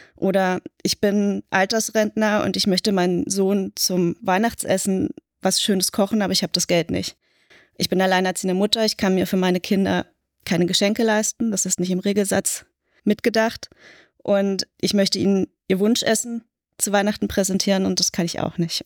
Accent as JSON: {"language": "German", "region": "Berlin", "country": "Germany", "tie": "born or raised there", "said": "Ich bin in West-Berlin aufgewachsen"}